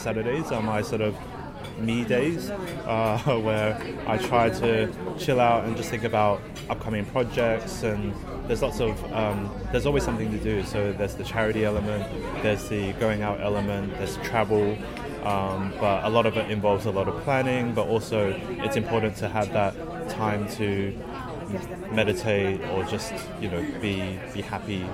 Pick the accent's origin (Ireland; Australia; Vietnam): Australia; now in London, United Kingdom; I grew up in Australia